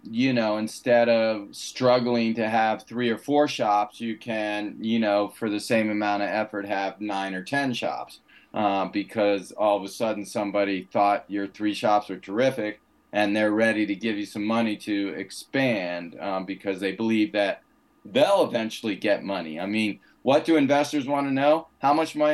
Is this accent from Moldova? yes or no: no; United States; as an American